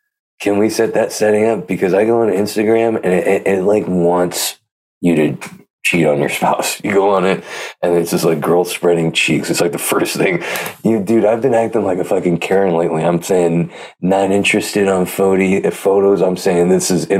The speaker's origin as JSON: {"language": "English", "town": "Pleasanton", "region": "California", "country": "United States", "said": "I'm from Pleasanton"}